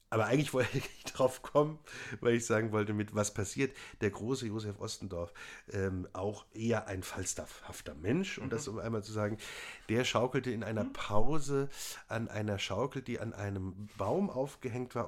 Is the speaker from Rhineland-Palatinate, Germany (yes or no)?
yes; Worms, Rhineland-Palatinate, Germany; moved away; in meiner Heimat